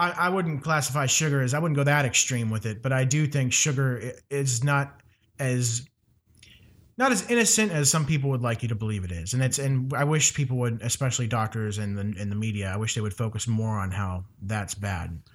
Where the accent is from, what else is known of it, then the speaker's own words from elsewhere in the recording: Ohio, United States; moved away; my hometown in Ohio